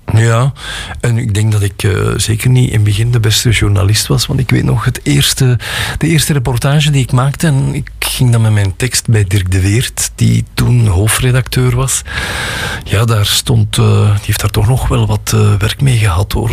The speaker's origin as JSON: {"language": "Dutch", "town": "Gooik", "region": "Flanders", "country": "Belgium", "said": "ik kom uit Gooi"}